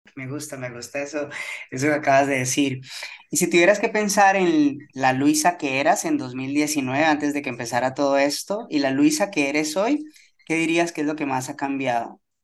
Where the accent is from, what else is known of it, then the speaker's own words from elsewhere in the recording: Colombia; para los que somos de Colombia